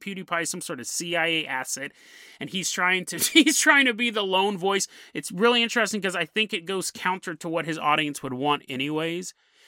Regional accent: Citrus Heights, California, United States; I remember because I grew up in Citrus Heights. Like, I actually grew up all over California, but I found my way back to Citrus Heights when I was 16, 17 years old.

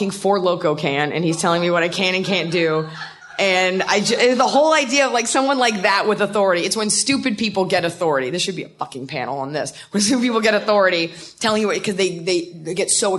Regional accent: Dallas, Texas, United States; moved away; It's a very mellow city. I'm from Dallas

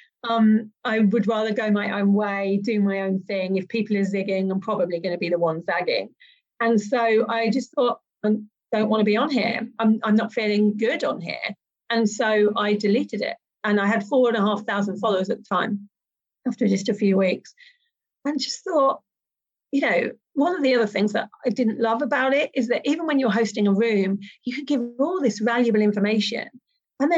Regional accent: Malta; I'm from Malta

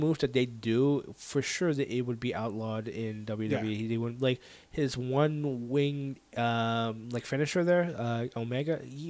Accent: Winnipeg, Manitoba, Canada; I was like, I'm from Winnipeg, you idiot.

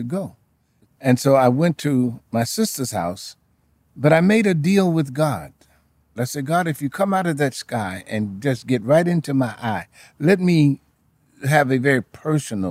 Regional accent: Chicago, Illinois, United States; also born or lived in Jamaica, Queens, New York; in 1951, my father had a leading to come to Chicago

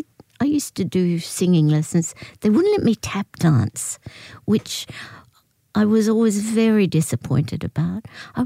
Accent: Australia; I was happy in my own skin. My mother was English, so I was encouraged to sound like a little English person. I had to teach myself to sound Australian.

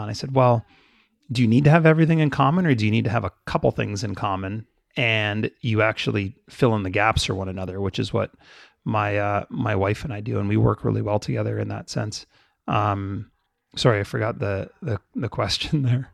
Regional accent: Canada; My family's Jamaican. I grew up in Canada.

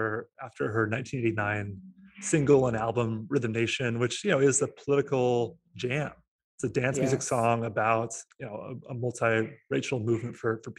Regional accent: Portland, Oregon, United States; my hometown of Portland, Oregon

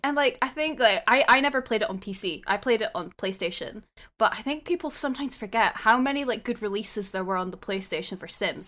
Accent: Scotland, United Kingdom; I'm Scottish

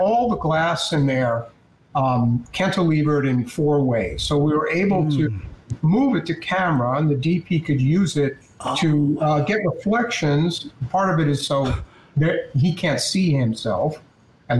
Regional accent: New York, United States; I'm a New Yorker, but when I went back to New York

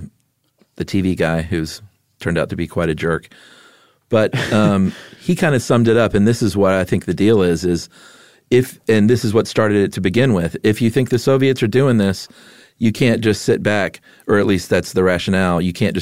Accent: Philadelphia, Pennsylvania, United States; I grew up in the Kensington neighborhood of Philadelphia. It's one of the largest drug markets in the world, most of which is heroin.

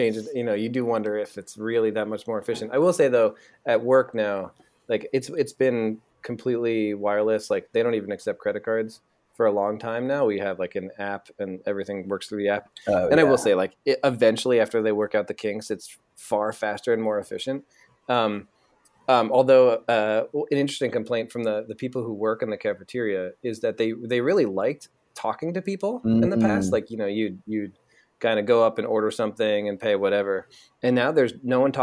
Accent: New Jersey, United States; moved away as an adult; now in San Francisco Bay Area, United States; I grew up in New Jersey

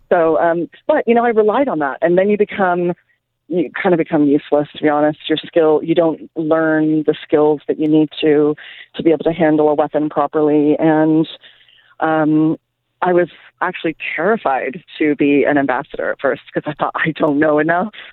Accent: Canada; also born or lived in England; now in United States; my husband's from Brazil. I'm from Canada and England.

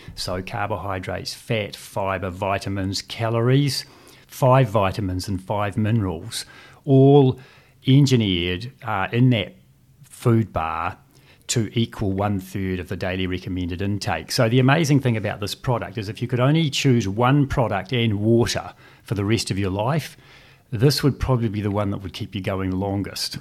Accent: Christchurch, Canterbury, New Zealand; also born or lived in Dunedin; I was born in Dunedin and, and moved to Christchurch at the age of two and went through the state school system here in Christchurch

